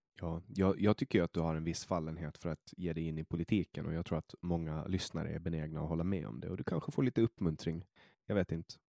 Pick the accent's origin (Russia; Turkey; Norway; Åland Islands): Åland Islands; also born or lived in Stockholm, Sweden; now in Åland; jag är från Åland och här är ju, vi pratar ju svenska